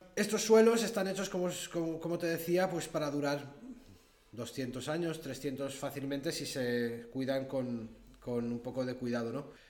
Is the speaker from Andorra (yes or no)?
yes; Andorra; Soy nacido en Andorra hace 38 años